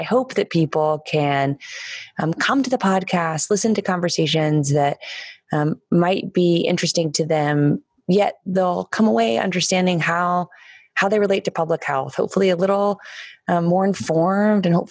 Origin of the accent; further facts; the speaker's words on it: Washington, District of Columbia, United States; I have so many wonderful memories of growing up in the White House.